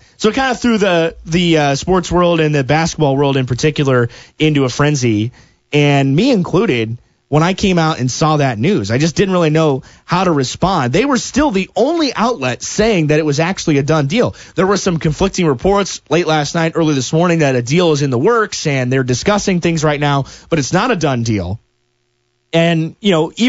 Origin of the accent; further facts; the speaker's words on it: Wells County, Indiana, United States; growing up in Wells County down at Obanche State Park